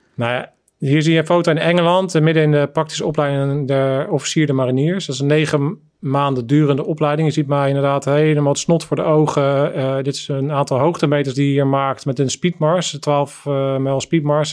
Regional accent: The Hague, South Holland, Netherlands; in zo'n brave, eigenlijk brave witte buurt eigenlijk ben opgegroeid

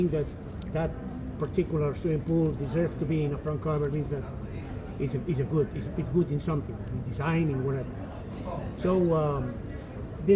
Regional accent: Barcelona, Catalonia, Spain; English is a second language; also born or lived in Costa Rica; now in United States; I'm from Barcelona, Spain, and we speak Catalan there

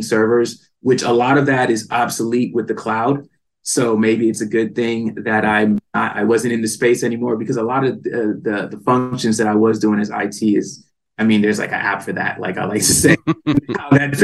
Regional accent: East Coast, United States; moved away as an adult; now in California, United States; growing up in the East Coast, I did not have the diversity that I knew that the plant had. So certain situations caused me to move to California

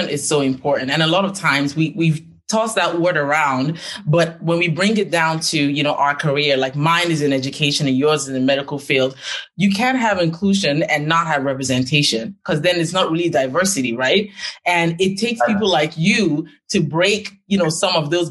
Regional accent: Nigeria; moved away; I'm Nigerian and just like you, left Nigeria to go to a developed country

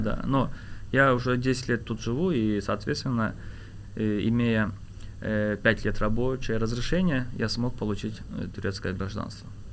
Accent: Azerbaijan; now in Istanbul, Turkey; я так как э, азербайджанец

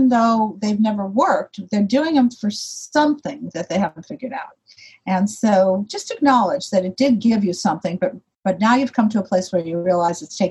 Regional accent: Chicago, Illinois, United States; I was born in Chicago, and when I was 7 years old and in second grade

